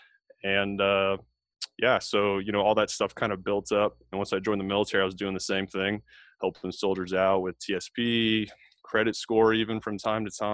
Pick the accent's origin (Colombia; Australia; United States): United States; Tampa, Florida; moved away as an adult; now in Fort Bragg, United States; I'm actually from Tampa, Florida. That's where I grew up and raised by a single mom